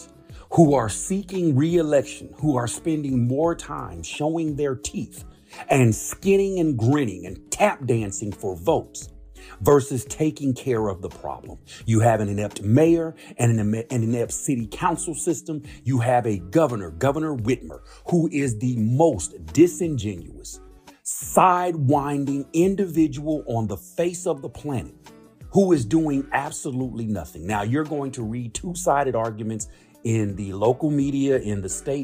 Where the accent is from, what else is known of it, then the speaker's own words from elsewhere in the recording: Benton Harbor, Michigan, United States; my hometown, Benton Harbor, Michigan.